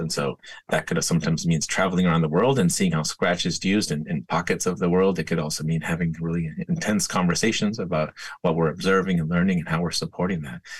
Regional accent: San Diego, California, United States; I grew up skateboarding in San Diego.

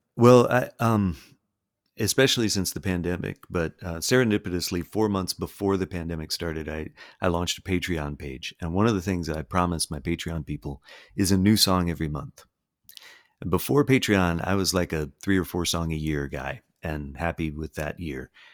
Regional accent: the South, United States; I grew up here

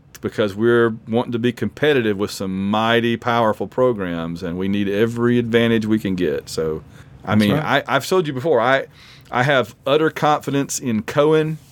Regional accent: Sylacauga, Alabama, United States; Susan is from my hometown as well. I know Susan Martins, but only one of them's from Sylacauga

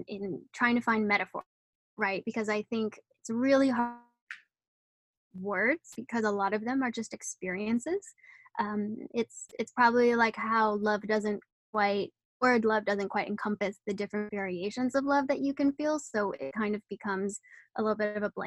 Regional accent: Netherlands; moved away; I'm originally from the Netherlands

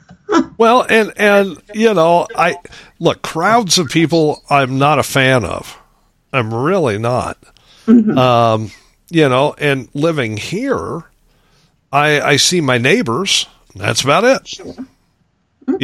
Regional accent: Lincoln, Nebraska, United States; moved away as an adult; also born or lived in Phoenix, Arizona / Grand Canyon / Valentine, Nebraska; I grew up in Lincoln, Nebraska, 230 some thousand at the time

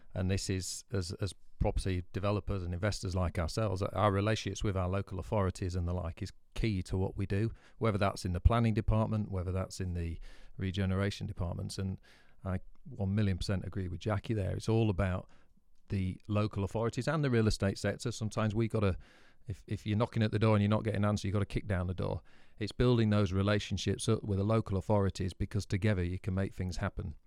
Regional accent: Scarborough, Yorkshire and the Humber, United Kingdom; my hometown

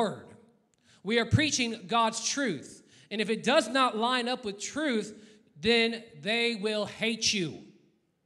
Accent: United States; I'm an American

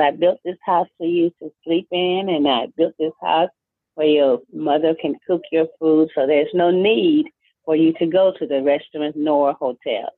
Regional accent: Albany, Georgia, United States; I was born right here in Albany, Georgia, on November 27, 1940. I finished school right here in Albany, Georgia.

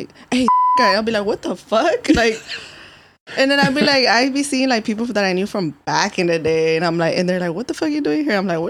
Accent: San Diego, California, United States; I grew up in Golden Hill.

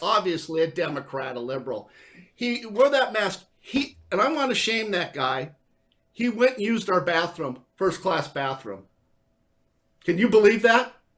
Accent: California, United States; I am from California

